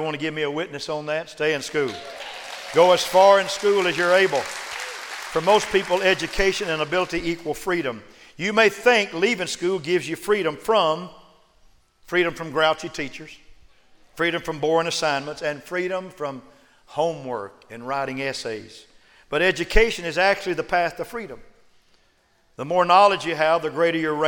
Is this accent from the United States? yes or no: yes; United States; I'm an American